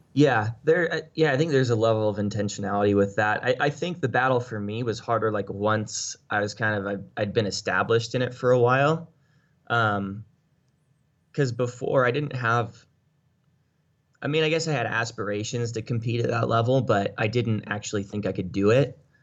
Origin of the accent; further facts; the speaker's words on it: United States; as an American